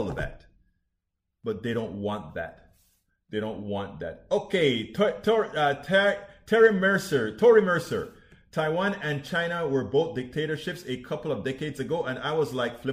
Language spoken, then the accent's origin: English; Panama; moved away; Rose and I grew up together in Panama